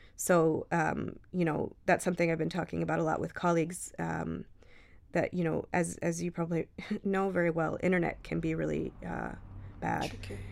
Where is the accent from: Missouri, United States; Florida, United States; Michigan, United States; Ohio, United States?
Michigan, United States; moved away; I grew up in Michigan